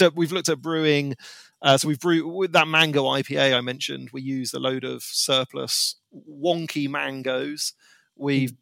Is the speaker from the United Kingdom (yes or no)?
yes; United Kingdom; as a Brit